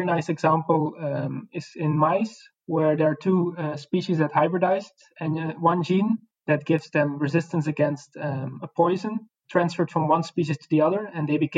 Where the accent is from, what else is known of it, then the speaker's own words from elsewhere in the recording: Belgium; moved away as an adult; now in Netherlands; I'm a researcher from Belgium, but at the moment I'm working in the Netherlands